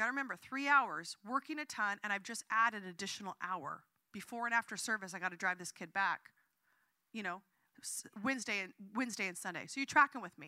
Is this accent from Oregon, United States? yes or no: yes; Southern Oregon, United States; now in San Francisco, United States; I grew up in Southern Oregon